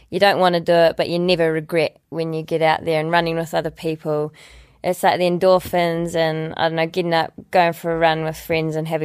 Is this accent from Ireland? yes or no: no; Dunedin, Otago, New Zealand; Like I was 19 from Dunedin and I'd watched the Olympics on TV